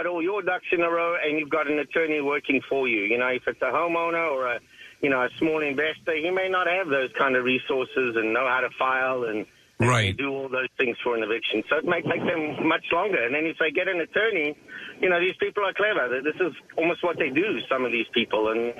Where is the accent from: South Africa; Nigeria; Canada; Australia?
South Africa; now in United States; I'm originally from South Africa, but 20 years in the U.S., and the accent's gone away a little bit.